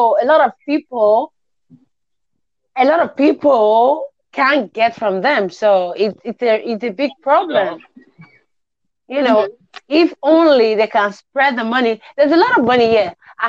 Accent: Nigeria; I am in Nigeria.

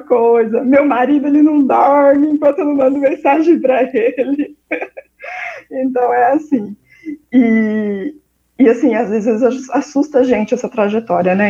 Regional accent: Londrina, Paraná, Brazil; eu sou de Londrina, no Paraná

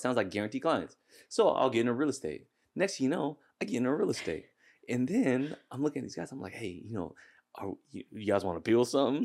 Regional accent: Seattle, Washington, United States; I was born and raised here in Seattle

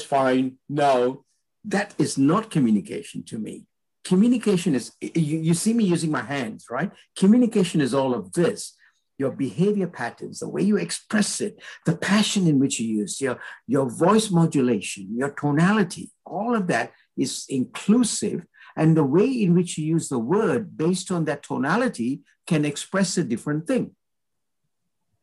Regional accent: Malaysia; My parents originated from India. I'm Indian in blood, but I was born in Malaysia.

